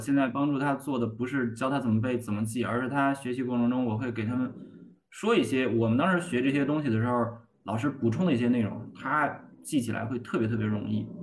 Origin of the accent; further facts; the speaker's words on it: Hebei, China; 咱们老家河北